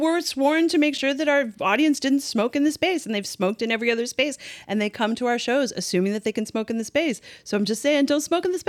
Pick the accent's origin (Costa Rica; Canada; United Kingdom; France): Canada; I'm Canadian.